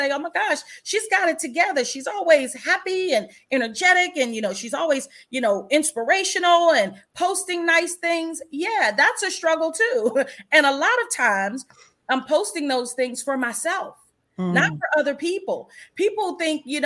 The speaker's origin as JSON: {"language": "English", "town": "Washington", "region": "District of Columbia", "country": "United States", "tie": "born or raised there", "said": "I grew up in Washington, D.C."}